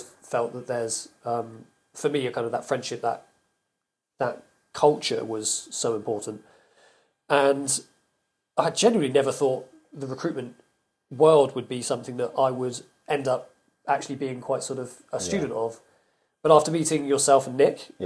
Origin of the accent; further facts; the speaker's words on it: the South West, South West England, United Kingdom; moved away as an adult; also born or lived in London; now in Somerset, United Kingdom; I'm from the Southwest